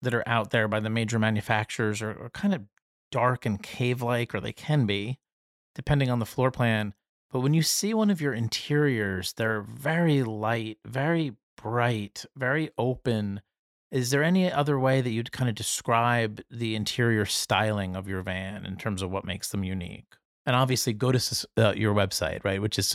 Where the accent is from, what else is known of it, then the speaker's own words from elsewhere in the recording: Jersey Shore, New Jersey, United States; I'm from the Jersey Shore